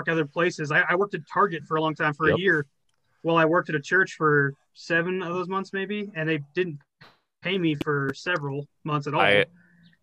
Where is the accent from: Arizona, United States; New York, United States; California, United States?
Arizona, United States; Northern; coming from where we grew up in Northern Arizona